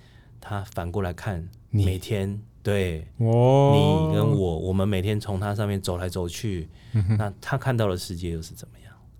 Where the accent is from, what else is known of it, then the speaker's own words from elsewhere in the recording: Kaohsiung, Taiwan; 那我也不瞒各位讲说，其实我是高雄人，嗯哼。我的我我我是高雄出生，高雄长大，嗯哼。然后当然到北部读书，在北部工作。